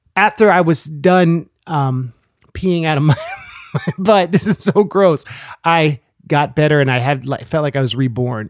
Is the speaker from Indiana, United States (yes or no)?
no; California, United States; moved away; growing up in California